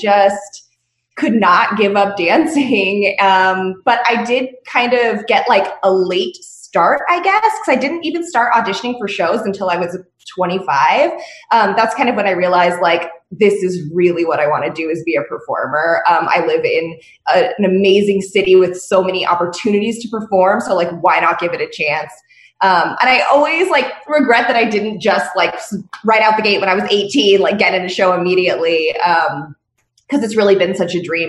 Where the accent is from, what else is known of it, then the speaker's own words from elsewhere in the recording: Las Vegas, Nevada, United States; I was born and raised in Vegas, which is super rare